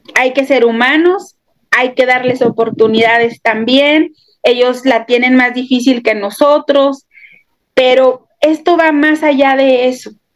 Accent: Mexico; now in Ciudad Juárez, Mexico

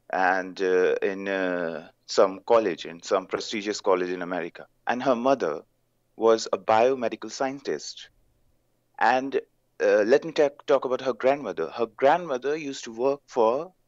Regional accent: India; I'm from India.

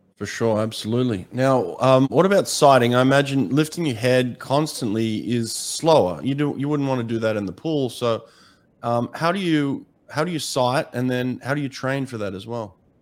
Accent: Australia; I grew up in Australia

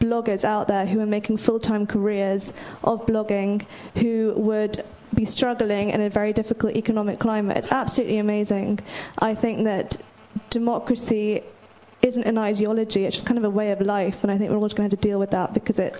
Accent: London, United Kingdom; I'm from London.

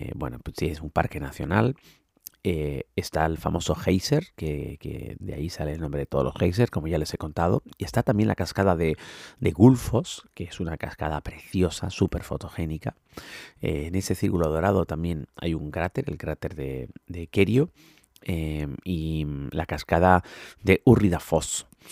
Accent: Canary Islands, Spain; yo soy canario, de donde las previsiones meteorológicas suelen fallar bastante por el tema del microclima

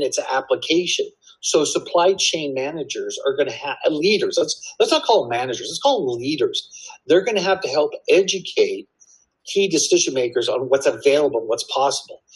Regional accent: Canada; now in Texas, United States; I'm originally from Canada

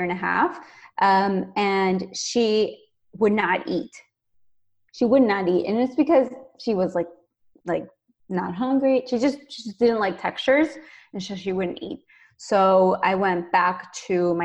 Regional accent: Venezuela; moved away; I am originally from Venezuela, so you'll see me speaking Spanish a lot

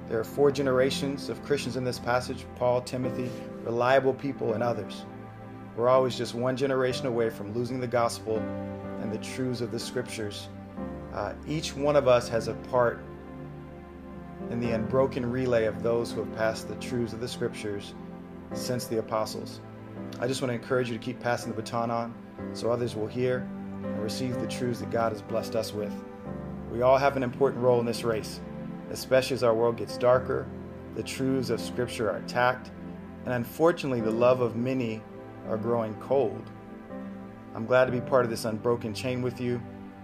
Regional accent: Austin, Texas, United States; moved away as an adult; now in Pohang, South Korea; I'm originally from Austin, Texas

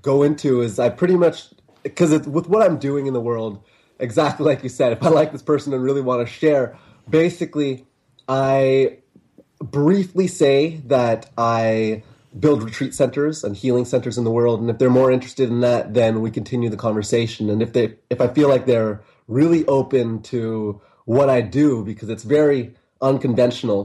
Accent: Vancouver, British Columbia, Canada; moved away as an adult; I left my hometown of Canada and Vancouver, Canada

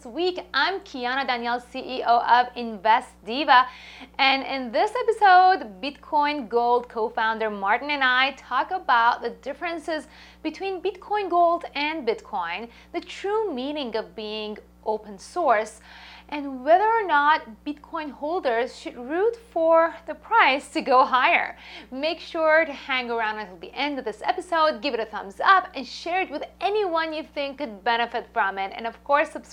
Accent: Iran; moved away as an adult; also born or lived in Japan; I'm Persian, I'm from Iran.

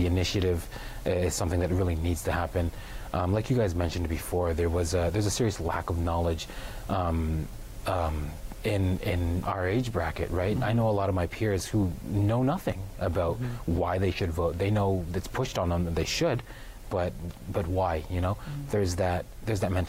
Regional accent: Six Nations reserve, Ontario, Canada; growing up on Six Nations

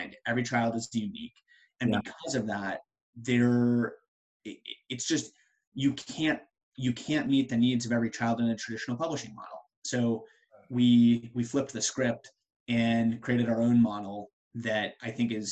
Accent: Colorado, United States; moved away as an adult; also born or lived in Ohio / Chicago / Pennsylvania / the Triangle, North Carolina; now in Research Triangle, North Carolina, United States; I'm originally from Colorado

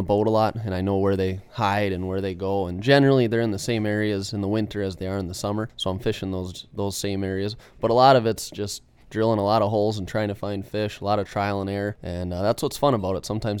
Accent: Iron River, Wisconsin, United States; So I'm 27 years old. I've lived up here in Iron River my entire life. I grew up on the Pike Chain where I've, you know, learned to love fishing.

